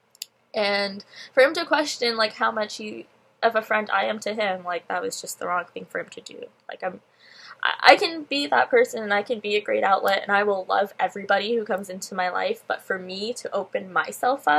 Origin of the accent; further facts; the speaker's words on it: Pickering, Ontario, Canada; I'm from Pickering